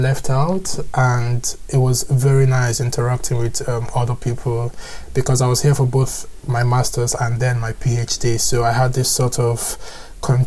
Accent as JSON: {"language": "English", "region": "Lagos", "country": "Nigeria", "tie": "born or raised there", "moved": "as an adult", "lives_now": "Edinburgh, United Kingdom", "said": "I grew up in Lagos, Nigeria"}